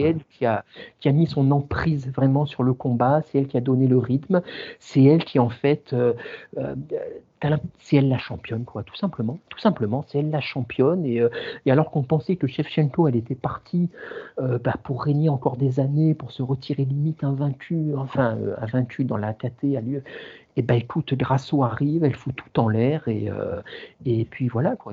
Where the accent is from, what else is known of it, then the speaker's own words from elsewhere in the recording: the region of Nice, Provence-Alpes-Côte d'Azur, France; en tant que sudiste, ayant grandi dans la région